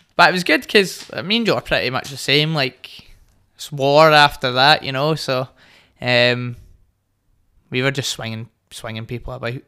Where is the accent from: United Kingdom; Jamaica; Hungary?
United Kingdom; Hamilton, Scotland; also born or lived in Glasgow West End / Bearsden / Greenock; I grew up in Hamilton, I moved to the West End, then I moved to Bearsden